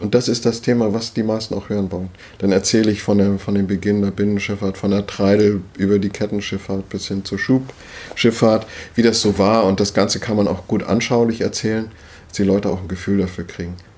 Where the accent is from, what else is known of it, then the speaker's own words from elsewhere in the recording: Schleswig-Holstein, Germany; moved away as an adult; also born or lived in Wendland; now in Hitzacker, Germany; als Schleswig-Holsteiner